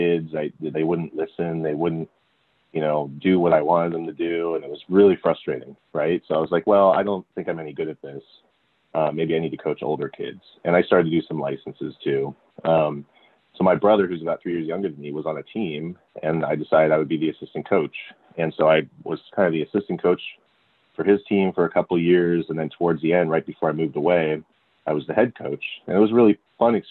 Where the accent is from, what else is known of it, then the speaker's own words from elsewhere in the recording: California, United States; also born or lived in San Francisco, California / Miami, Florida; So I grew up in California, and I was born in San Francisco, and I spent 7 years there. Then my dad got a job in Miami, Florida, for 2 years